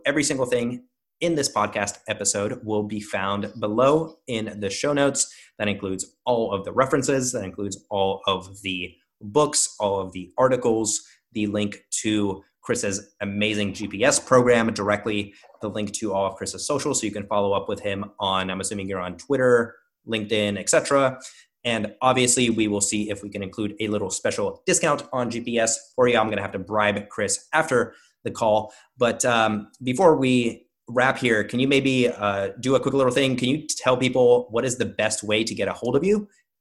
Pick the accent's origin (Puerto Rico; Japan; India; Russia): Russia; moved away; I grew up in Russia